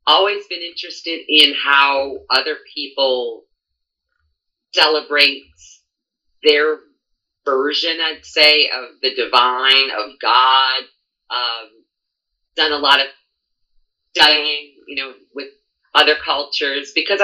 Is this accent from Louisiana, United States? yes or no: yes; New Orleans, Louisiana, United States; I'm born and raised in New Orleans